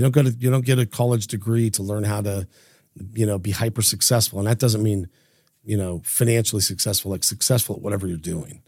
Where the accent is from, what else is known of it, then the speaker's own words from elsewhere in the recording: Idaho Falls, Idaho, United States; growing up in Idaho, you know, we had no internet, um, no social media, no cell phones, very limited contact to the outside world, outside of Idaho Falls